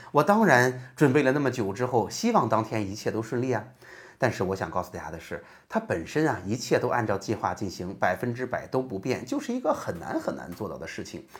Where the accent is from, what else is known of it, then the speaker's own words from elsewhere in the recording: Jinan, Shandong, China; 我是济南的育英中学的